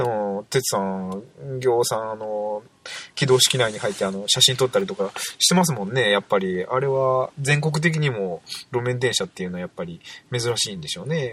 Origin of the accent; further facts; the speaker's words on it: Fuchū, Hiroshima, Japan; now in Okayama, Japan; 私、出身は、広島市な、広島なんですよね